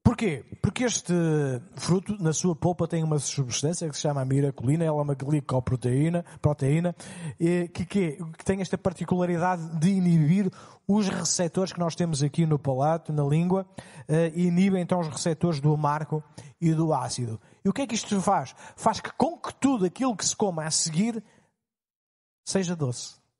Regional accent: Portugal; Como portugueses

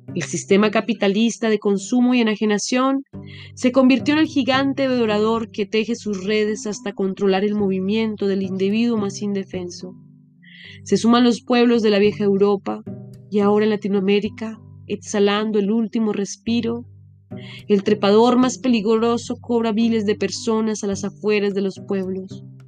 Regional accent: Colombia; moved away

